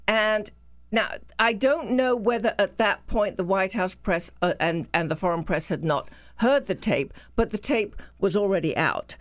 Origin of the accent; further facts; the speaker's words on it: the South, United States; accent: southern; I'm an American